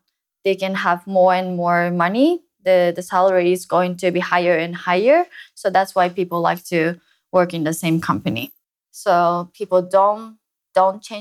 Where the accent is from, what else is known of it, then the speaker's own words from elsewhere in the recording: Japan; I love my country